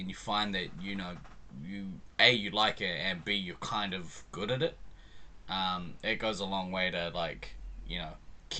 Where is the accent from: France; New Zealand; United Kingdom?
New Zealand; now in Auckland, New Zealand; I'm not originally from Auckland. I'm from down country.